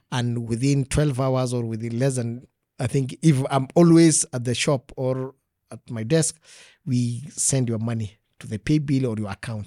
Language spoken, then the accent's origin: English; Kenya; I grew up in Magia.